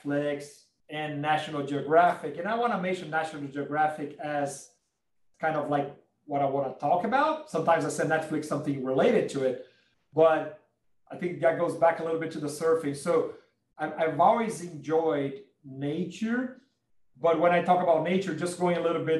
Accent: Brazil; I'm from Brazil.

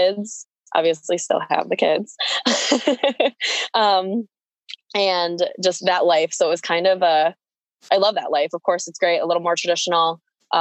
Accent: near Ellicottville, Western New York, United States; also born or lived in Philippines; I grew up near Ellicottville, so Western New York. Not born, but raised. I was born in the Philippines, adopted as a baby.

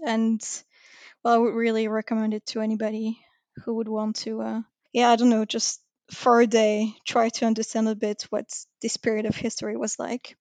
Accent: Paris suburbs, Île-de-France, France; Then I moved out, uh, to be in the suburb, but still very close to the city

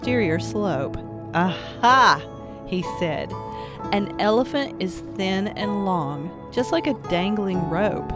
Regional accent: Appalachia, United States; I'm an Appalachian artist, a storyteller

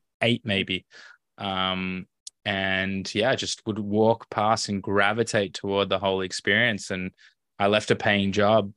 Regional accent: Melbourne, Victoria, Australia; moved away as an adult; also born or lived in Tel Aviv, Israel / Los Angeles, United States; I grew up in Melbourne

